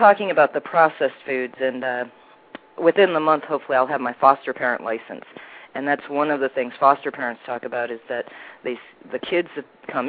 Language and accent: English; Michigan, United States; also born or lived in Sarasota, Florida; now in St. Augustine, Texas, United States; Can't tell it by my accent because I'm originally from Michigan.